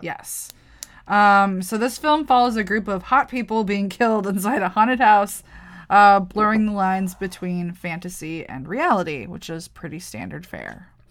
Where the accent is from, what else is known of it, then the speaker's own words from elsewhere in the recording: Wisconsin, United States; I'm from Wisconsin